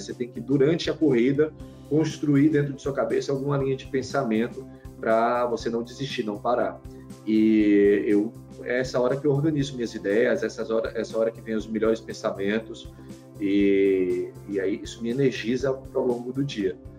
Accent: Salvador, Bahia, Brazil; also born or lived in Aracaju, Sergipe; now in Recife, Brazil; Eu sou nasci, nasci, em Salvador, morei muito tempo numa cidade chamada Aracaju, Sergipe

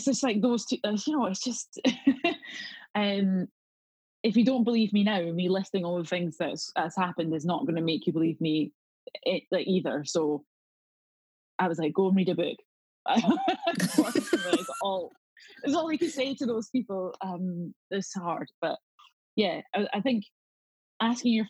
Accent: South Queensferry, Scotland, United Kingdom; accent: Scottish; I grew up in Edinburgh, or just outside of Edinburgh, in a place called South Queens Ferry.

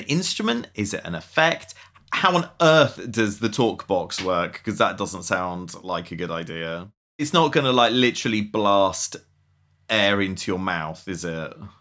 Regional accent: Essex, East of England, United Kingdom; I'm from Essex

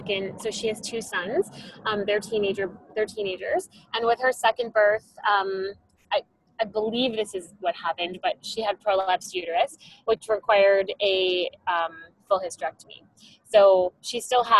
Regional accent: Canada; I'm a surrogate from Canada.

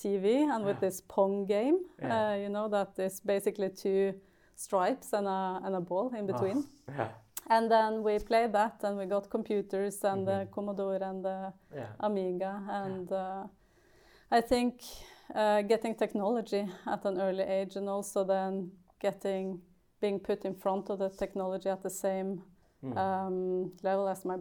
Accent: Gjøvik, Innlandet, Norway; I grew up in a little town of Gjøvik, which is in the middle of like eastern Norway.

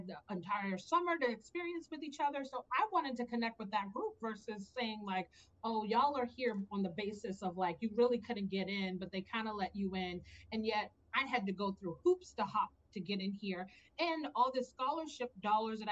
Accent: Maryland, United States; also born or lived in Virginia; I went to a state school in Virginia, even though I'm from Maryland

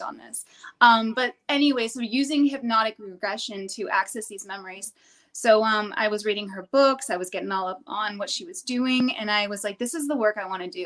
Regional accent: New Hampshire, United States; I'm from New Hampshire

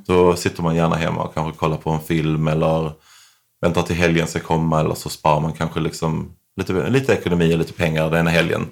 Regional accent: Sweden; moved away as an adult; Här hemma växte jag upp

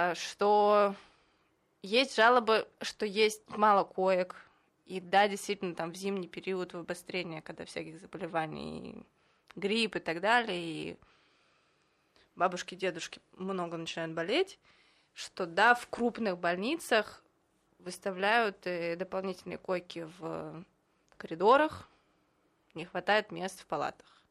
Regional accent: Moscow, Russia; moved away as an adult; now in Israel; Я еще из Москвы

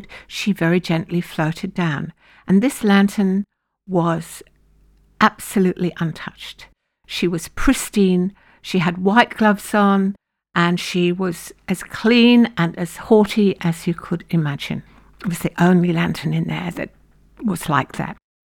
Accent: United Kingdom; now in Lismore, Australia; being British

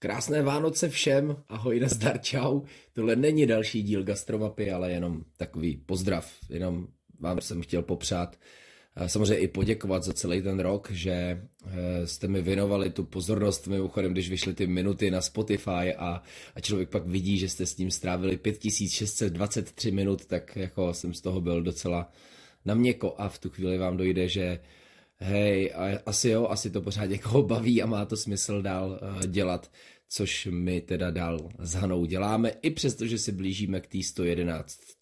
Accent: Louny District, Ústí nad Labem Region, Czechia; moje rodiště Lounsko

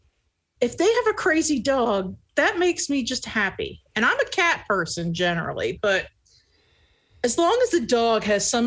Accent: Pennsylvania, United States; I'm from Pennsylvania

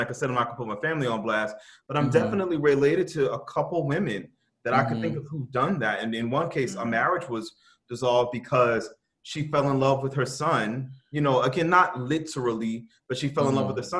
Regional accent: New Orleans, Louisiana, United States; I grew up with them in New Orleans

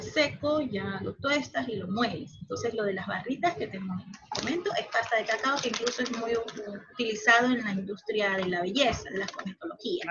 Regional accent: Guayaquil, Guayas, Ecuador; moved away as an adult; now in Montañita, Ecuador; yo vivo aquí en Montañita, eh, ya llevo cuatro años aquí. Yo soy de Guayaquil

